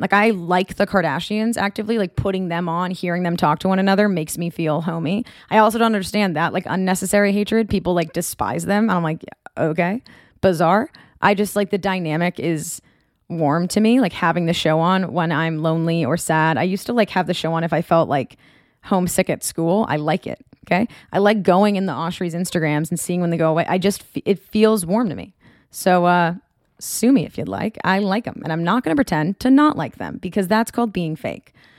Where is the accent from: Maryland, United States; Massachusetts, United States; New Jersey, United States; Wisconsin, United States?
Massachusetts, United States; Marblehead; moved away as an adult; now in California, United States; I'm from Marblehead, Massachusetts